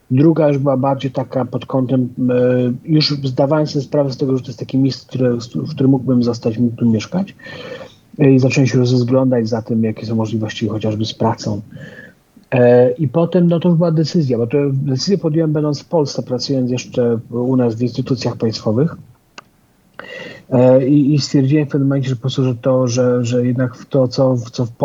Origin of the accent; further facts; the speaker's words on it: Nigeria; ja się wychowałem, e, przez jakiś czas mieszkałem w Afryce, wychowywałem się w Nigerii